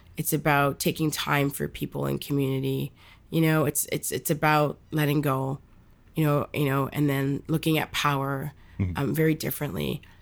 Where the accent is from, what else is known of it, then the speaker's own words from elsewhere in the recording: Bangladesh; I'm from Bangladesh